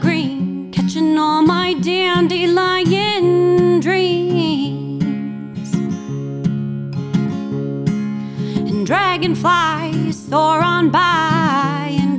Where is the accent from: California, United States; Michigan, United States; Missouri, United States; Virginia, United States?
Michigan, United States; Ortonville; I grew up out in Ortonville